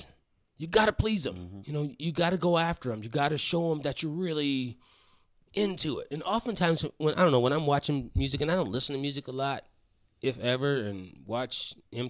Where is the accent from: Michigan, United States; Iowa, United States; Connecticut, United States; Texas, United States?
Iowa, United States; Waterloo; also born or lived in Chicago, Illinois / Atlanta, Georgia; now in Minneapolis, United States; I grew up in Waterloo, Iowa, born in Chicago